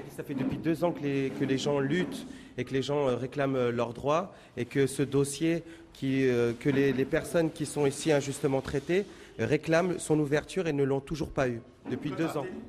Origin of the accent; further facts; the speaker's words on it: France; Je suis français, je suis né en France. J'ai grandi en France